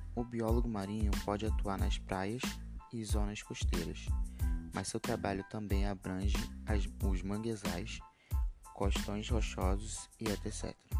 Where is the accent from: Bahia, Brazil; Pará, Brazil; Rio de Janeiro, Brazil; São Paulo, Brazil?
Rio de Janeiro, Brazil; Nova Iguaçu; tenho 16 anos, sou de Alves, Nova Iguaçu